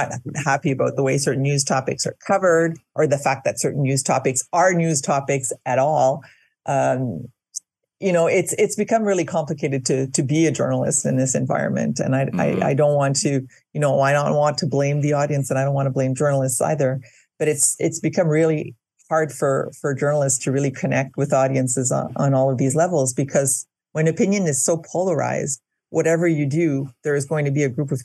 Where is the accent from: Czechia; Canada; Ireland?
Canada; Winnipeg, Manitoba; now in Quebec, Canada; I'm originally from Manitoba, and I grew up in Winnipeg.